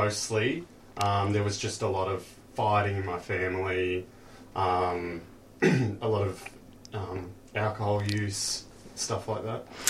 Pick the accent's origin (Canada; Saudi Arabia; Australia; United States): Australia; Frankston, Victoria; now in Cheltenham, Australia; I grew up in Frankston.